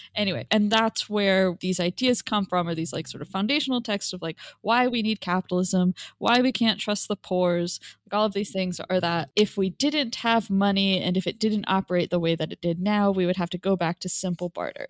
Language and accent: English; United States; me an American